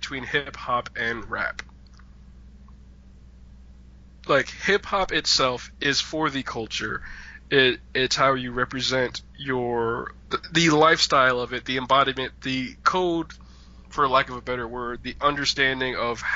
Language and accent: English; New York, United States; as a New Yorker